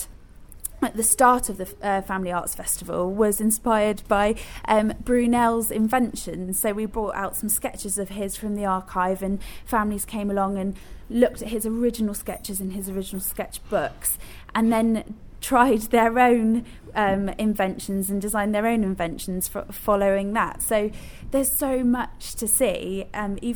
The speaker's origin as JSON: {"language": "English", "area": "Somerset", "region": "South West England", "country": "United Kingdom", "said": "I'm not Bristol. I'm from Somerset, though. So I remember coming up to Bristol to visit the ship"}